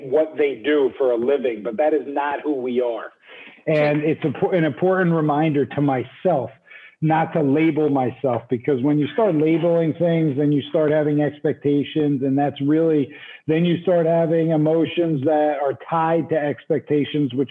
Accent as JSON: {"language": "English", "region": "New Jersey", "country": "United States", "tie": "born or raised there", "also_born_or_lived": "New York City / Utah / Los Angeles", "moved": "as an adult", "lives_now": "Tulum, Mexico", "said": "Originally, though, I'm from the East Coast. I'm from New Jersey. So I grew up basically on the East Coast"}